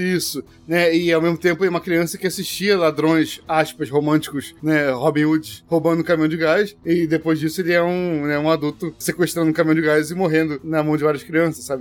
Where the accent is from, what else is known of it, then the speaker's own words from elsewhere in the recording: Rio de Janeiro, Brazil; eu falo isso como carioca